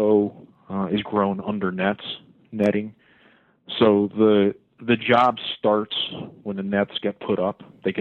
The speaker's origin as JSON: {"language": "English", "town": "Windsor Locks", "region": "Connecticut", "country": "United States", "tie": "born or raised there", "said": "I grew up in Windsor Locks, the next town over"}